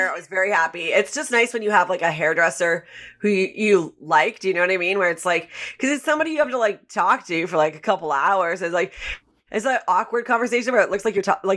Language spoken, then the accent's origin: English; Vancouver, British Columbia, Canada; moved away as an adult; now in New York, United States; growing up in Vancouver